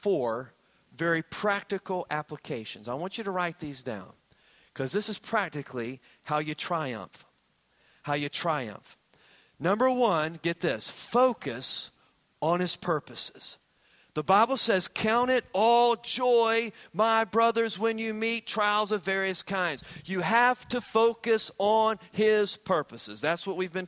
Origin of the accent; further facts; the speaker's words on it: Hampton Roads, Virginia, United States; I grew up in the Hampton Roads area